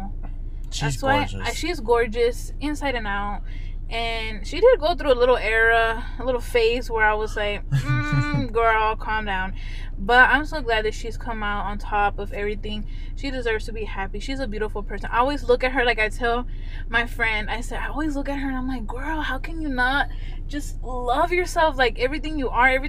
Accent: Texas, United States; we're Texas

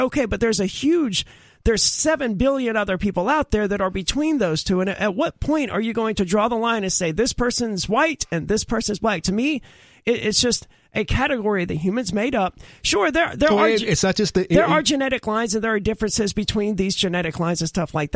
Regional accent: Mississippi, United States; I'm from Mississippi

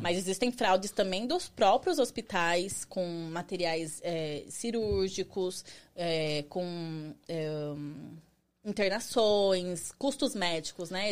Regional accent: Barueri, São Paulo, Brazil; moved away as an adult; now in United States; eu sou de São Paulo, Barueri, Zona Oeste

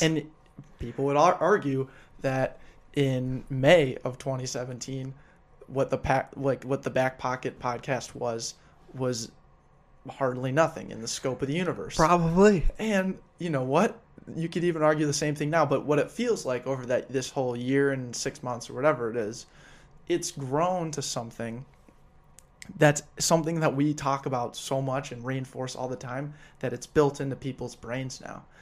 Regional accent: Denver, Colorado, United States; moved away; I'm not from here. I'm from Denver.

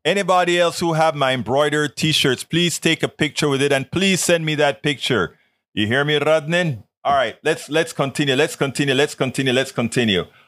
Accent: Colón, Panama; moved away; I'm actually from Colon

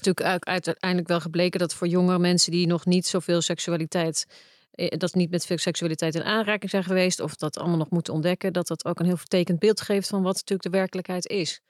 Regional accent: Netherlands; als Nederlandse vrouw

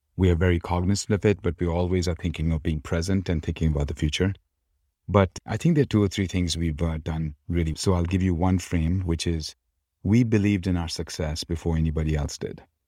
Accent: Kolkata, West Bengal, India; moved away as an adult; now in United States; Born and brought up in Calcutta

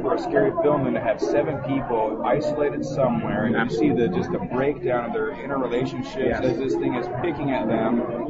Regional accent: Indianapolis, Indiana, United States; I'm from Indianapolis, raised on the West Side, Catholic boy, Eagle Scout

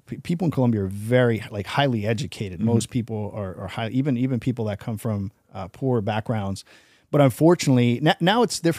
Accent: New York City, New York, United States; also born or lived in Jersey; I grew up in New York City. I kind of removed myself. I grew up with so much crazy stuff.

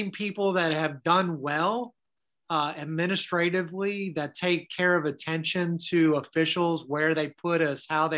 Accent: Maryland, United States; moved away; my hometown up in Maryland

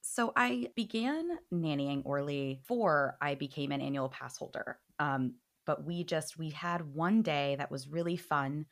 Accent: New Orleans, Louisiana, United States; moved away as an adult; now in Los Angeles, United States; I'm originally from New Orleans

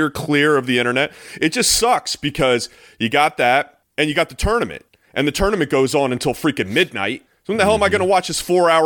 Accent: Maryland, United States; Born and raised in Maryland, went to Maryland.

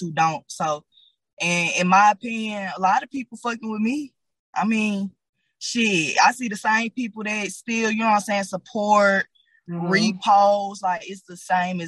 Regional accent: Atlanta, Georgia, United States; also born or lived in Decatur, Georgia / Henry County, Georgia; I'm from Decatur, but I was raised on the South Side

